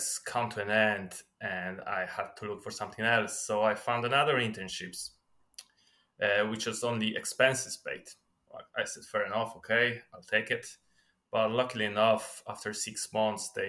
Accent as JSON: {"language": "English", "country": "Poland", "tie": "born or raised there", "moved": "as an adult", "lives_now": "Ireland", "said": "I was born in Poland. Then when I was 21, I moved into Ireland."}